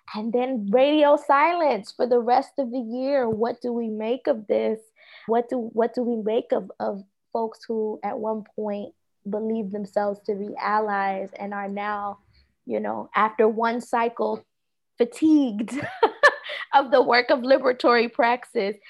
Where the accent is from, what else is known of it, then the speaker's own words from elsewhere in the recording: Philadelphia, Pennsylvania, United States; moved away; I am from originally from Philadelphia, Southwest Philadelphia